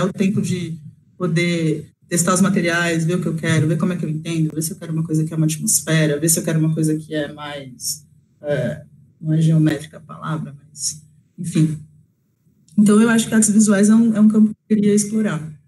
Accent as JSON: {"language": "Portuguese", "town": "Osasco", "region": "São Paulo", "country": "Brazil", "said": "eu sou de Osasco, uma cidade de zona metropolitana, periferia de São Paulo"}